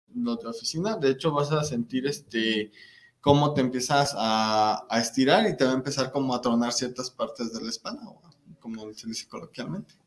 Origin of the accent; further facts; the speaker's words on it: Celaya, Guanajuato, Mexico; moved away as an adult; now in Guadalajara, Mexico; Yo soy de Celaya, Guanajuato